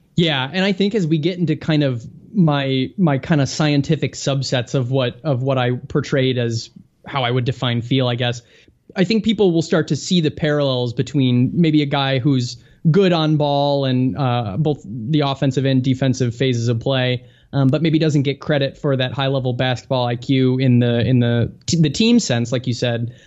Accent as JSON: {"language": "English", "area": "just south of Chicago", "region": "Illinois", "country": "United States", "tie": "born or raised there", "said": "I grew up just a little bit south of Chicago"}